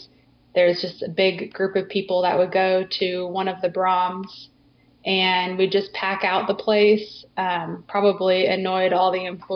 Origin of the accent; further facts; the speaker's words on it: Texas, United States; moved away as an adult; also born or lived in Oklahoma / Missouri; now in Alabama, United States; I grew up in Texas